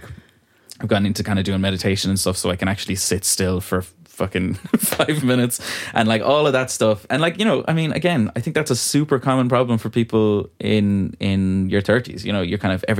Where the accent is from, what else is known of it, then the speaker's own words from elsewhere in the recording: Ballyvaughan, Connacht, Ireland; accent: country; moved away as an adult; also born or lived in Dublin; now in Ballyvaughan, Ireland; It's my hometown that I grew up